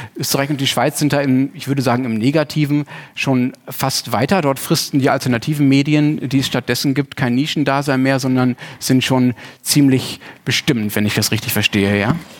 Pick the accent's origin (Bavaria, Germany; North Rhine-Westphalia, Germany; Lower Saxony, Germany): North Rhine-Westphalia, Germany; Dortmund; now in Hamburg, Germany; meiner eigenen Heimatstadt mitgebracht, nicht Heimatland, äh, nämlich aus Dortmund.